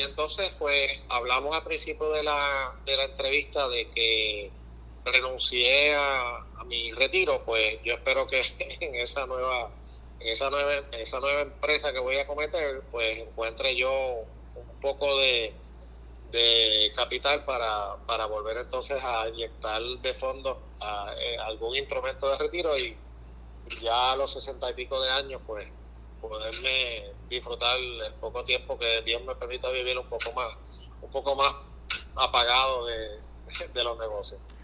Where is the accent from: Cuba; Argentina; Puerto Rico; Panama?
Puerto Rico; nosotros como, puertorriqueños